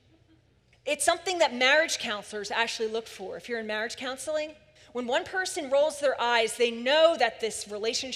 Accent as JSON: {"language": "English", "town": "Philadelphia", "region": "Pennsylvania", "country": "United States", "tie": "born or raised there", "said": "I grew up in Philly"}